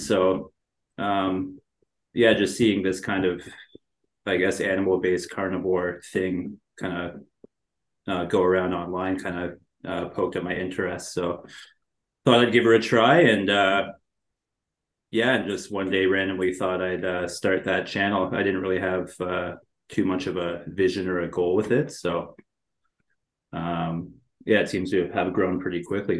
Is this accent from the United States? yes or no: no; a small town in Ontario, Canada; now in Toronto, Canada; I was born and raised in a small town in Ontario. I'm Canadian.